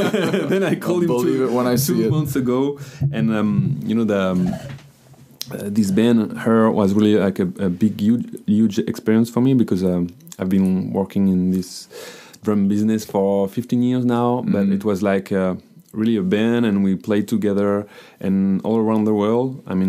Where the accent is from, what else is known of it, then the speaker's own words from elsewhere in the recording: United States; accent: French; English is a second language; By the way, I'm American. I have got a bad accent, a French accent, because my mother never talked to me in English when I was a child, but she's from Hartford, Connecticut.